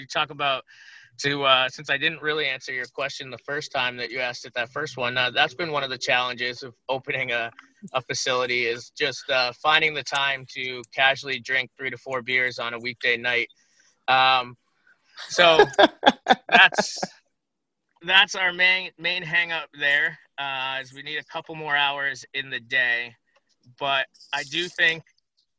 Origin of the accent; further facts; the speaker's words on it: Massachusetts, United States; also born or lived in Chicago, Illinois / Vermont; my family moved to Massachusetts when I was 7 years old. So I'm basically just from Massachusetts